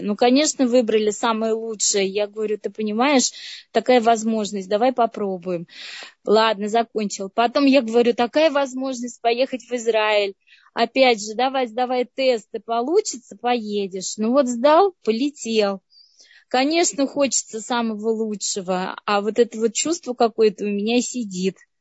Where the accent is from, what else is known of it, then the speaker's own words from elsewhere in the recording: Astrakhan, Astrakhan Oblast, Russia; Я сама из Астрахани